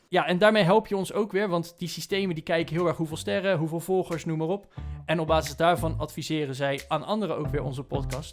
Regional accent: Netherlands; als Nederlanders zijnde

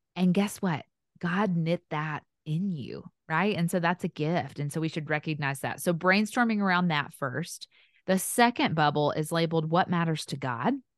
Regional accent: the South, Tennessee, United States; accent: Southern; in the South, which you can probably tell by my accent.

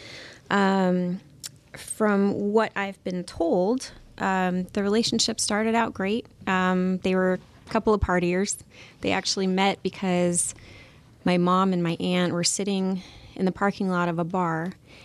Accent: Huntington Beach, California, United States; also born or lived in Santa Ana / Moreno Valley; we were living in Moreno Valley. So I was born in Santa Ana, and then we moved to Moreno Valley, and then we moved back to Huntington Beach when I was about age 7.

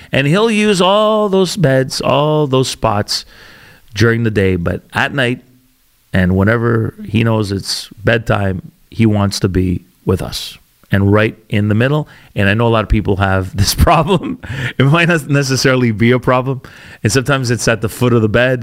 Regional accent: Canada; also born or lived in Calgary, Alberta / Ontario; We're Canadian, or we're all Canadian.

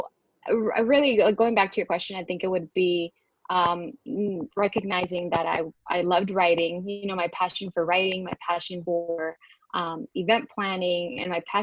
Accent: Houston, Texas, United States; I was born and raised here in Houston, Texas

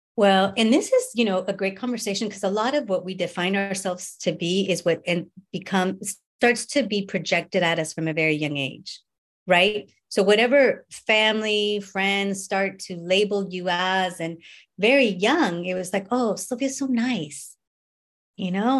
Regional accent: Northern California, United States; I grew up in North or North, North California

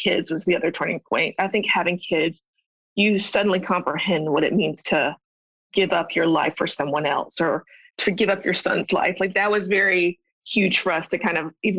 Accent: Statesboro, Georgia, United States; moved away as an adult; also born or lived in Athens, Georgia; now in Nashville, United States; I grew up in Statesboro, moved there in about third grade, and it's just a small town

